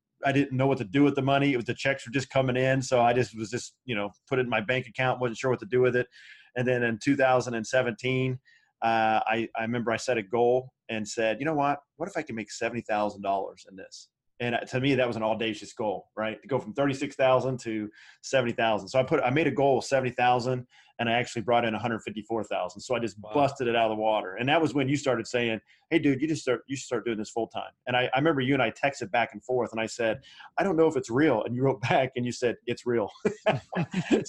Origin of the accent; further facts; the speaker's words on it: Anderson, Indiana, United States; moved away as an adult; I was back in my hometown